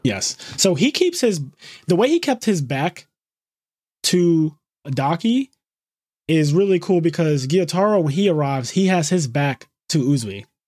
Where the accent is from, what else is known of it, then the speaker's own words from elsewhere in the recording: United States; I'm Amer-, I'm American. We speak American here